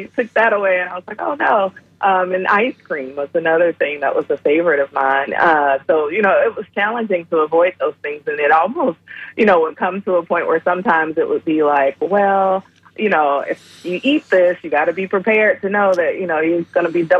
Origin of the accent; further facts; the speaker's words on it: Atlanta, Georgia, United States; moved away; I'm originally from Atlanta, Georgia, so I'm a Southerner. And my diet growing up consisted of Southern